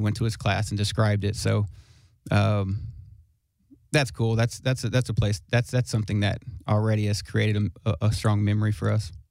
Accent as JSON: {"language": "English", "town": "Smyrna", "region": "Tennessee", "country": "United States", "said": "I'm from Smyrna, Smyrna, Tennessee, which is not too far from here"}